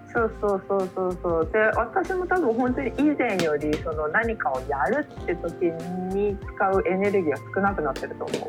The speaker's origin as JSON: {"language": "Japanese", "region": "Tokyo's 23 wards", "country": "Japan", "tie": "born or raised there", "said": "生まれ育った23個を離れ心機一転、えー、一人暮らしを始めようと思います"}